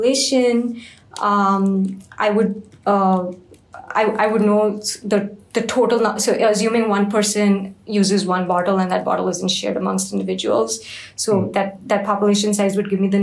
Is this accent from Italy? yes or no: no; India; I'm from India